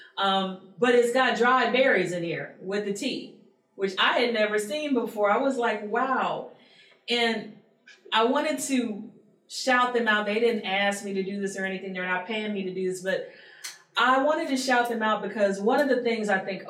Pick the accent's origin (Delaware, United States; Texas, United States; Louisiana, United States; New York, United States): Louisiana, United States; Baton Rouge; I'm from Baton Rouge